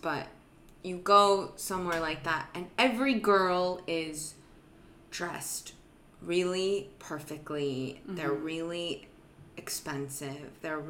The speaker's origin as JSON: {"language": "English", "town": "Santa Monica", "region": "California", "country": "United States", "tie": "born or raised there", "said": "Santa Monica."}